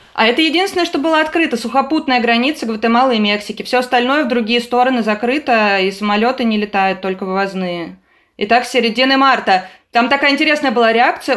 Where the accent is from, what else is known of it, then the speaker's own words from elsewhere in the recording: Saint Petersburg, Russia; я из Петербурга